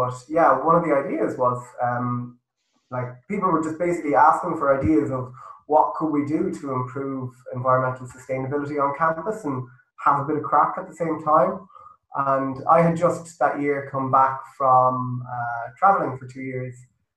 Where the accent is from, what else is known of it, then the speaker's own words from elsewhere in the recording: Galway, Connacht, Ireland; Yeah, I am myself.